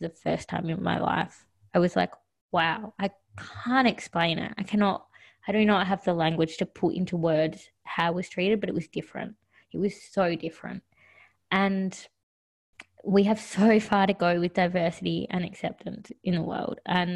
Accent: Australia; I am really from Australia. I don't know anything different. I've been raised here.

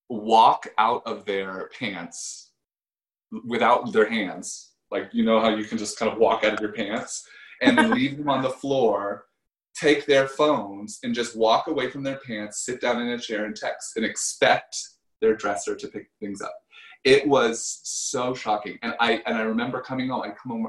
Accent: United States; moved away as an adult; also born or lived in Paris, France / Los Angeles; me being an American

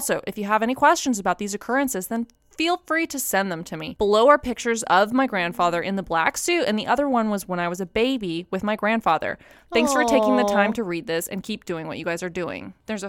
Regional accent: Cleveland, Ohio, United States; I'm from Cleveland, Ohio.

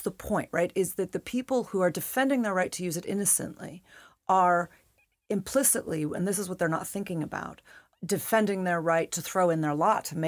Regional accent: United States; as an American, as a voter, as a citizen

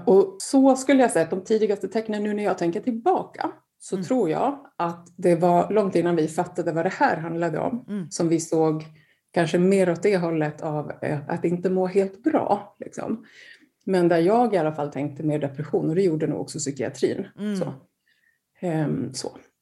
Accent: Gotland, Sweden; also born or lived in Gothenburg; född och uppvuxen på Gotland

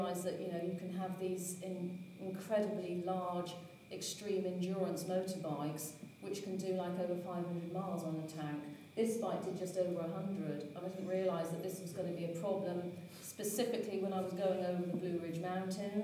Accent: Hereford, West Midlands, United Kingdom; moved away as an adult; also born or lived in Paris, France / Boston, United States / New York, United States; I'm originally from Hereford

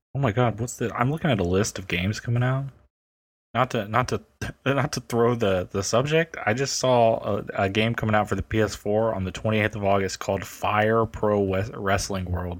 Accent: United States; I'm American

